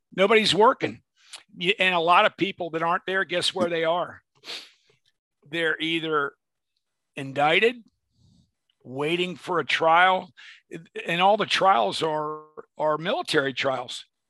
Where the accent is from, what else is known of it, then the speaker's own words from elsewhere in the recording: Arlington, Virginia, United States; I'm from Arlington, Virginia